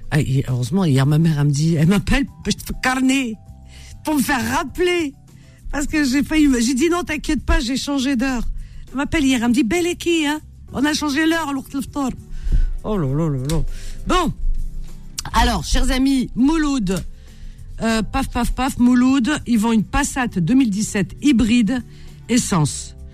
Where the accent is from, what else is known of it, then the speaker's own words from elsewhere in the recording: Batna, Batna Province, Algeria; now in Algiers, Algeria; je dirais jusqu'à Batna. je suis originaire de Batna.